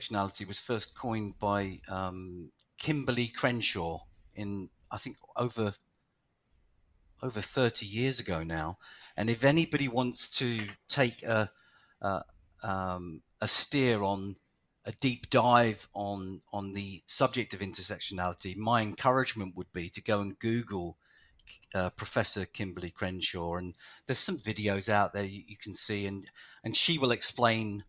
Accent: London, United Kingdom; my whole family is Irish, and I was born in London to Irish parents all the way through the 60s and 70s and 80s

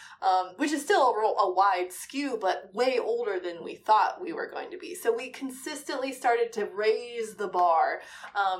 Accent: Midwest, United States; I grew up in the Midwest

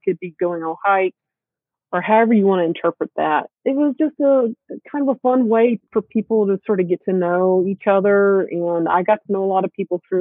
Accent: South Georgia, United States; moved away; I grew up in South Georgia.

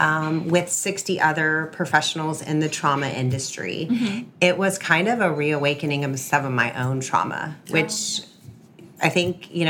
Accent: Clearwater, Florida, United States; now in Tampa, United States; Backing up to childhood, growing up in Clearwater

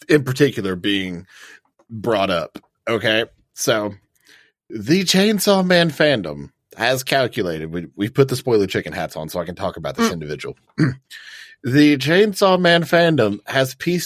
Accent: United States; as an American

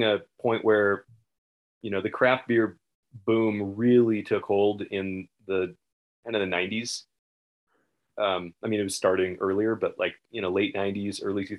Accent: the Northwest, Pacific Northwest, United States; moved away; I grew up in the Northwest.

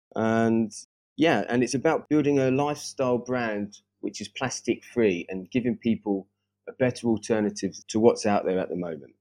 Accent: Brighton, South East England, United Kingdom; moved away as an adult; also born or lived in Paris, France; now in Stockholm, Sweden; I actually grew up in Brighton, just south of London, with my family.

